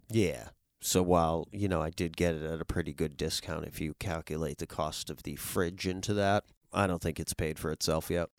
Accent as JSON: {"language": "English", "town": "Worcester", "region": "Massachusetts", "country": "United States", "also_born_or_lived": "northern New Jersey", "moved": "yes", "said": "I'm originally from Worcester, Massachusetts."}